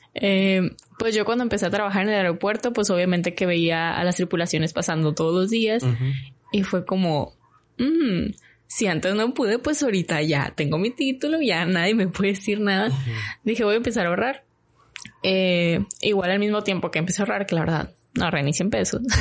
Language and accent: Spanish; Hermosillo, Sonora, Mexico; moved away as an adult; yo soy de Hermosillo